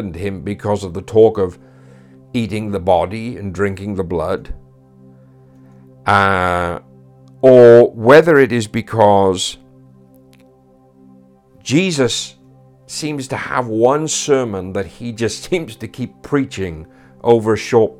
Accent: Wales, United Kingdom; Being a Welshman now

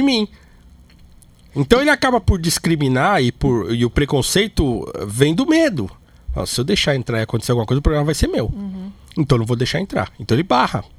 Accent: Brazil; nós somos brasileiro, pobre

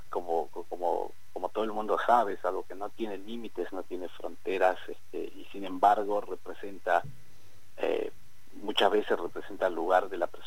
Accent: Buenos Aires, Argentina; now in Neuquén, Argentina; yo eh, vengo de Buenos Aires. Eh, hace, en el 2009

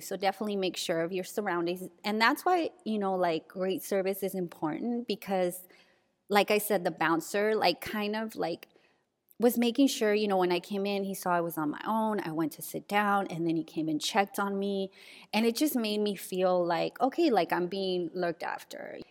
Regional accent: San Diego, California, United States; my old neighborhood where I grew up in San Diego

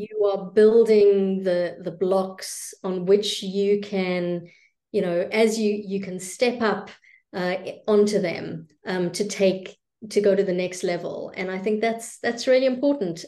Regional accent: South Africa; I am South African by birth

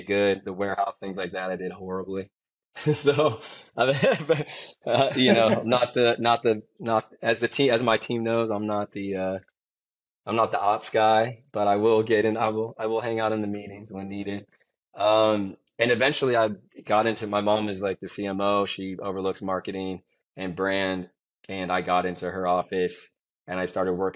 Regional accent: San Francisco, California, United States; I come back to the Bay Area, which is where I'm from. I was born in San Francisco

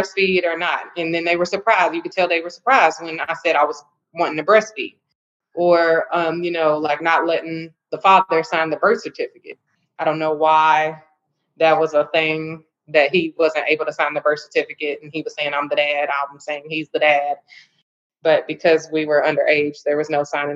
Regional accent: Louisville, Kentucky, United States; I'm from Louisville, Kentucky, born and raised

